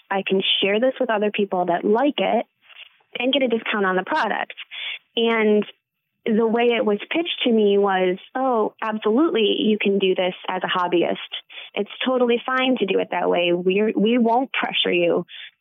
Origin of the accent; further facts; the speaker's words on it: Battle Creek, Michigan, United States; now in Kalamazoo, United States; I grew up in Battle Creek